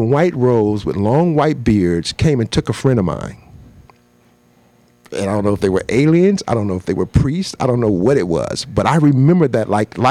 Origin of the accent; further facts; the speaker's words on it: Milwaukee, Wisconsin, United States; moved away; I'm from Milwaukee, Wisconsin